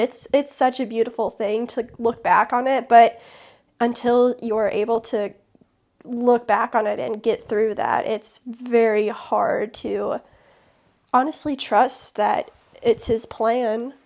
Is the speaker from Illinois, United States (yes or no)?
yes; Chicago, Illinois, United States; also born or lived in southern middle Tennessee; now in Tennessee, United States; I'm originally from Chicago